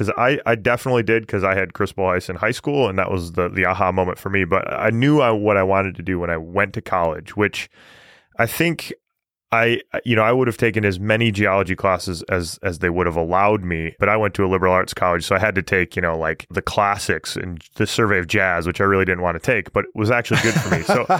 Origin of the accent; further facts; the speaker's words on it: Michigan, United States; now in Pennsylvania, United States; growing up in Michigan, where I grew up, geology was not in the public mind very readily. Like, there's no real industry in Michigan, and there hasn't been for a long time. But now living in Pennsylvania